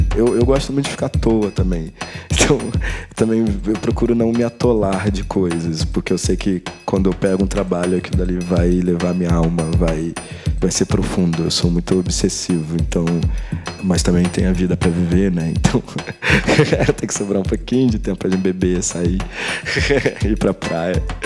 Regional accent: Rio de Janeiro, Brazil; eu sou do Rio

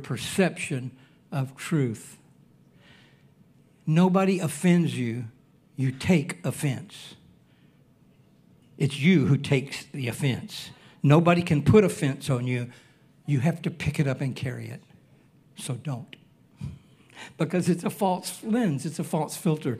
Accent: Alabama, United States; now in Hawaii, United States; I was born and raised in Alabama.

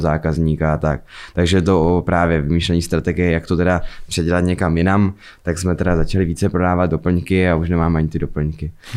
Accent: Fryšták, Zlín Region, Czechia; já jsem vlastně ze Zlína, potažmo z Frištáku

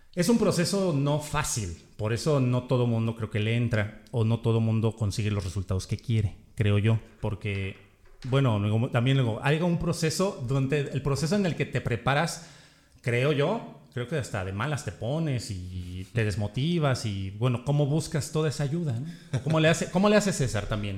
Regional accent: Mexico; como decimos en México

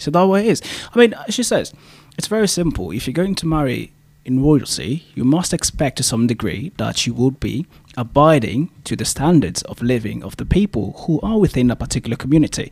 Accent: DR Congo; moved away as an adult; now in Canada; I am actually from the Congo, to be fair, the Democratic Republic from the Congo. Um, been in Canada for about seven years

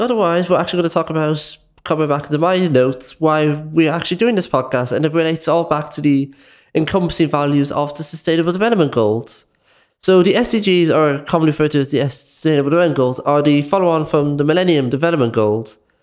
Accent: Dublin, Leinster, Ireland; I am from Clonsillan, West Dublin

